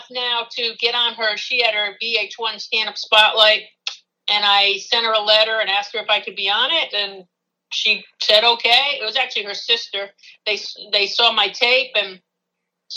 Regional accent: Rhode Island, United States; moved away as an adult; also born or lived in Texas / Chicago; I grew up in Rhode Island, and I left in 1988

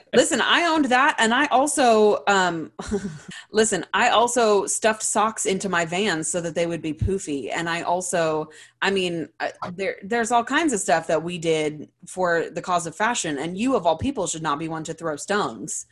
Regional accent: Louisiana, United States; I grew up in Louisiana

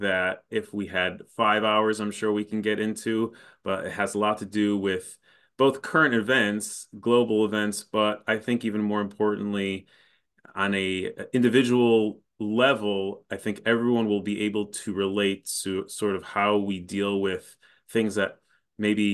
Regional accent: Chicago, Illinois, United States; I'm from Chicago

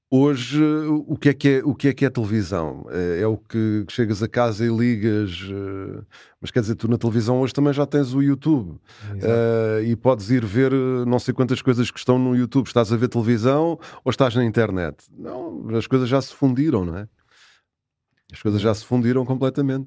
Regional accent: Carcavelos, Lisbon, Portugal; moved away as an adult; Quase, quase terra natal, mas foi aqui que eu vivi grande parte da, da minha juventude

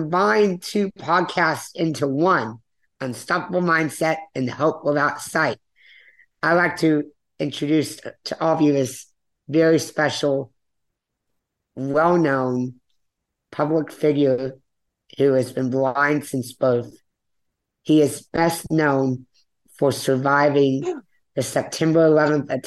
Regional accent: Conroe, Texas, United States; also born or lived in Cancun, Mexico; I was born in June of 1993, near Houston, Texas, in Conroe

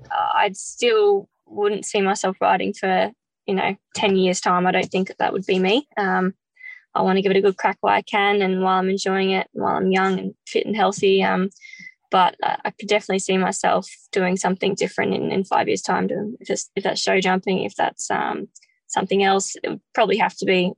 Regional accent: Adelaide, South Australia, Australia; in front of my hometown

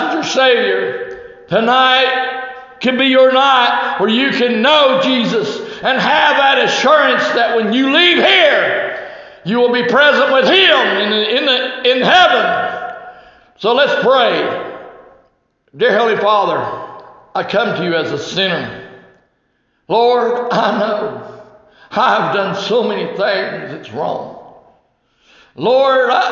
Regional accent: United States; We as American citizens

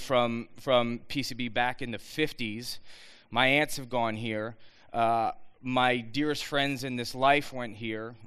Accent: Bucks County, Pennsylvania, United States; I was born and raised in Bucks County, right up the road

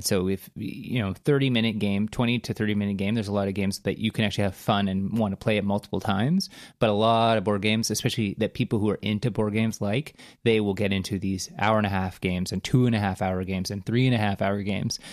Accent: Canada; I'm from Canada

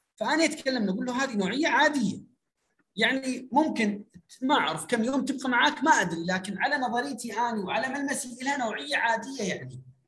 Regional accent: Syria; now in Iraq; انا من سوريا ومقيم في العراق

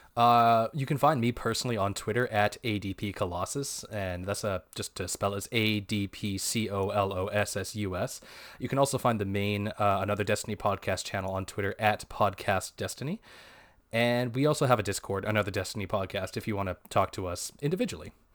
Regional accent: Canada; we're Canadian, actually. We're on the west coast of Canada.

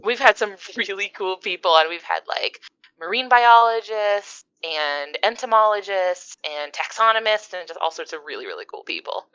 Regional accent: East Coast, Florida, United States; I grew up on the East Coast. I'm out here in Florida

